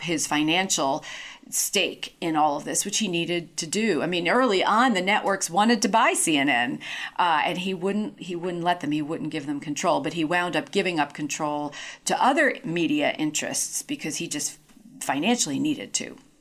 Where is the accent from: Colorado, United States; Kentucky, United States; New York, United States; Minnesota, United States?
New York, United States; New York City; I grew up in New York in the seventies and eighties.